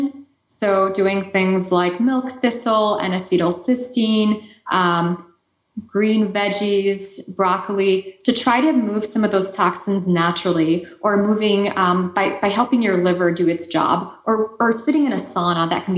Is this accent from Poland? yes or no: yes; Poland; accent: Eastern European; moved away; I lived on the Ukrainian border in Poland when I was growing up.